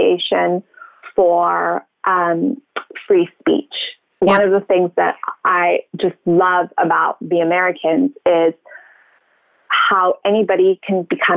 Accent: Cape Town, Western Cape, South Africa; moved away as an adult; also born or lived in Zimbabwe; I was born in Zimbabwe, which is a country just above South Africa. And then I went to school in Cape Town, which is at the bottom point of South Africa. So high school and university

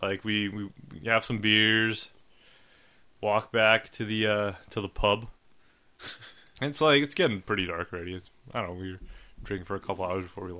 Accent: Winnipeg, Manitoba, Canada; we're from Winnipeg.

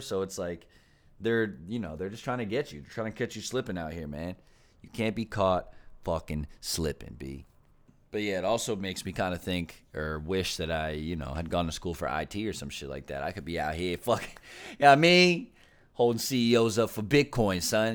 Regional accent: Philadelphia, Pennsylvania, United States; also born or lived in Brooklyn; my hometown

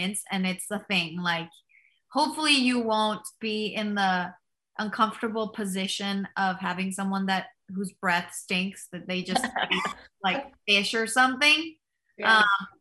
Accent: Mexico; I grew up in Mexico

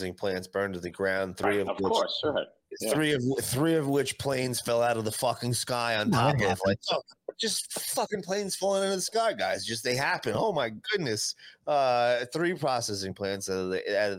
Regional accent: New Jersey, United States; I'm from Jersey too

